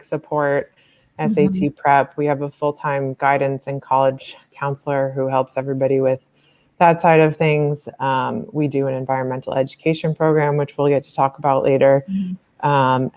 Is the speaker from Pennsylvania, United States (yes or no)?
no; Massachusetts, United States; moved away as an adult; now in Philadelphia, United States; I grew up in Massachusetts